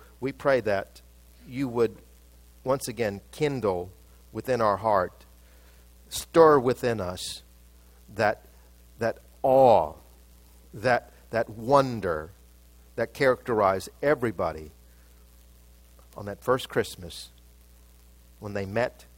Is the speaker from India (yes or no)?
yes; Mumbai, Maharashtra, India; I was born in Bombay. They call it Mumbai now, but it was Bombay